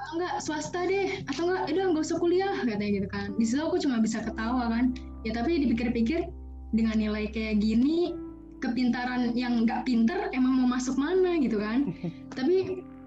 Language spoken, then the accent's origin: Indonesian; Jakarta, Indonesia; SMA di Jakarta